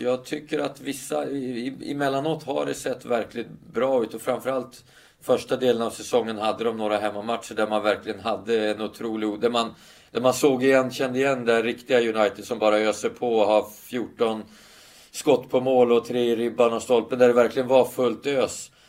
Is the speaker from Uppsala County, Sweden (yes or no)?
no; Stockholm, Stockholm County, Sweden; Stockholm som är min, min hemstad